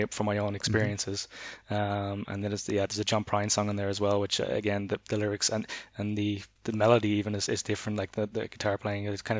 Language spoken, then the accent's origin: English; Ireland; moved away; also born or lived in Berlin; growing up in Ireland